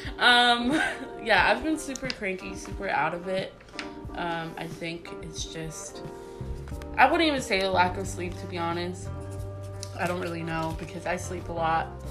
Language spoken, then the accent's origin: English; Florida, United States; we're both Puerto Ricans. But three, we were raised here in Florida